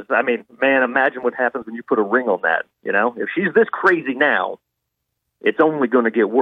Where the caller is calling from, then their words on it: Blanchard, Louisiana, United States; I'm calling in from Blanchard.